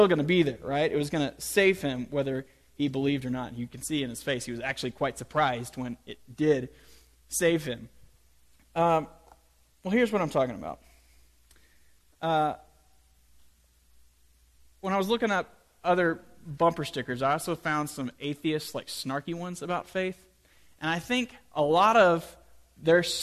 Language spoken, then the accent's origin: English; United States; we Americans love to talk about faith